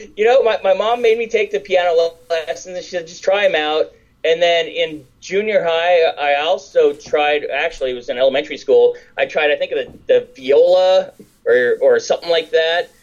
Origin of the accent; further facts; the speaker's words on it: Downey, California, United States; I grew up in Downey